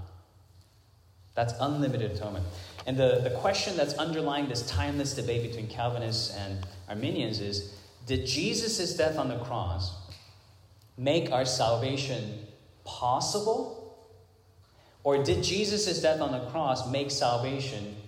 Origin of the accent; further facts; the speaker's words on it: Hong Kong; moved away; when I was growing up in Hong Kong